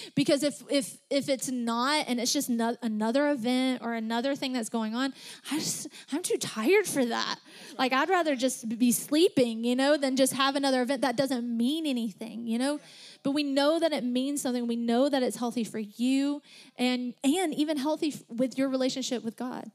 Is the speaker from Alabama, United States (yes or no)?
yes; Alabama, United States; accent: Southern; We're all from Tennessee. I'm just from Alabama